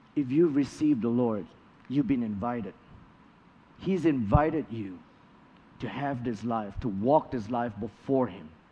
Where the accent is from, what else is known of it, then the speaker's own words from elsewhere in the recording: Malaysia; moved away as an adult; also born or lived in Kentucky, United States; now in United States; Malaysia, my home country